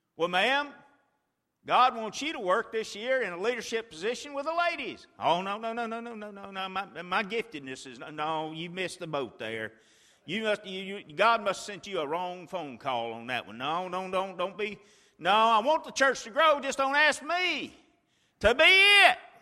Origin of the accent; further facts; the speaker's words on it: Chilton County, Alabama, United States; when I was a boy, I grew up in Chilton County, Alabama